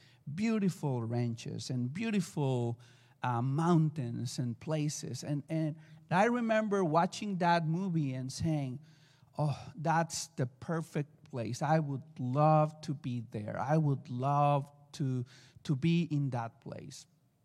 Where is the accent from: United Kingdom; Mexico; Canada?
Mexico; accent: Mexican; English is a second language; And, well, excuse me for my accent, Mexican accent.